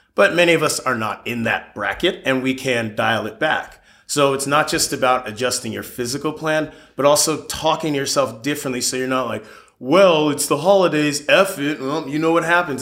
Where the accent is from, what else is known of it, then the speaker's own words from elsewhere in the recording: Palos Verdes Estates, California, United States; also born or lived in Florida; Born and raised in the South Bay, specifically Palos Verdes Estates